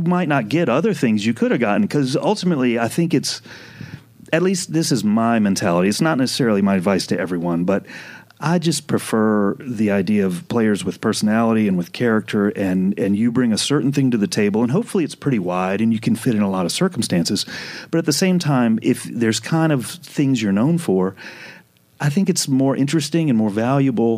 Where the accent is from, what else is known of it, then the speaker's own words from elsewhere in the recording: New Orleans, Louisiana, United States; I'm from New Orleans.